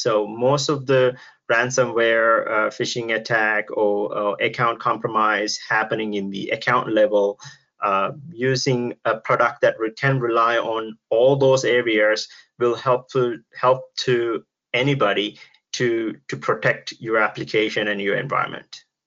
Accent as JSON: {"language": "English", "country": "Sri Lanka", "moved": "yes", "lives_now": "United States", "said": "I'm actually originally from Sri Lanka. Uh, now I'm living in US"}